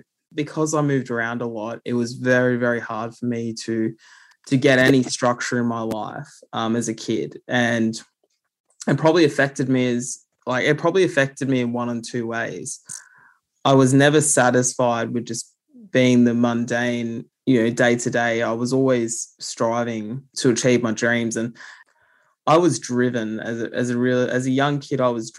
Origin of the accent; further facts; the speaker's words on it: New South Wales, Australia; also born or lived in South Coast, New South Wales / Tumby Bay, South Australia / Bungonia, New South Wales; I grew up in the Illawarra region of New South Wales, and the South Coast is where I was born, but I also spent time in Tumby Bay in South Australia. And I also spent time in Bungonia, which is in the central Tablelands of New South Wales.